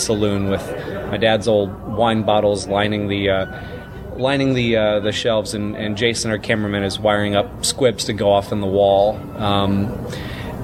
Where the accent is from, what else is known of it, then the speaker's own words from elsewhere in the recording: Mississippi, United States; As a 11 and 12-year-old, respectively, growing up in Mississippi in the 80s